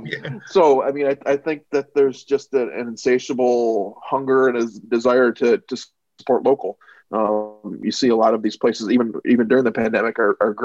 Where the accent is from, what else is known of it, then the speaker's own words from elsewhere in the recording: Rochester, New York, United States; I've been lucky enough to work for my hometown paper for the last 13 years